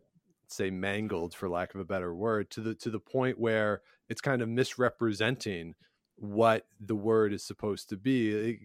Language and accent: English; Georgetown, Ontario, Canada; I grew up in Georgetown, Ontario